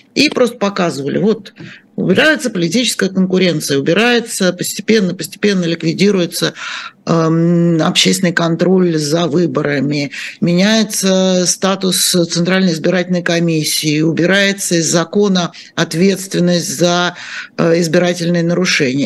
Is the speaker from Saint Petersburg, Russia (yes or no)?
no; Moscow, Russia; moved away; Я же сама москвичка и много-много-много эм, э, лет прожила в этом городе